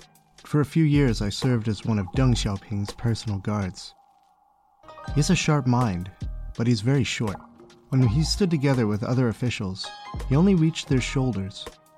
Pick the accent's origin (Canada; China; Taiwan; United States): China; Beijing; I was born in Beijing, lived here my whole life.